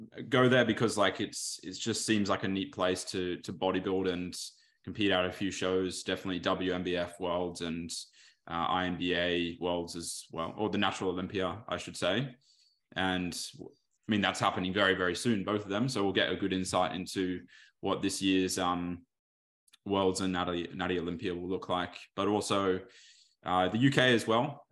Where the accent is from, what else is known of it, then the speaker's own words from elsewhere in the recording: Australia; my dad's from the U K. My mum's was born here.